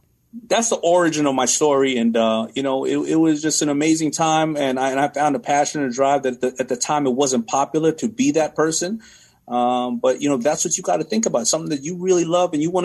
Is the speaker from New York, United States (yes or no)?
yes; New York City, New York, United States; now in Cole, New York, United States; I'm from Hollis, Queens